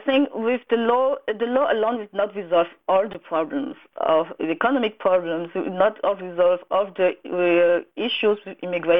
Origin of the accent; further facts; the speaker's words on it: Cameroon; English is a second language; moved away as an adult; now in Germany; I personally, I come from Cameroon. I come from Germany 2002 for studies reason, and after my study here, I stay here and get a job and get a family.